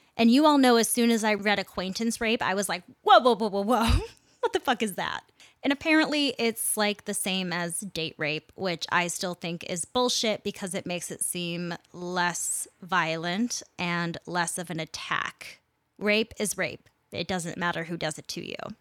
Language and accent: English; Minneapolis, Minnesota, United States; my hometown of Minneapolis, Minnesota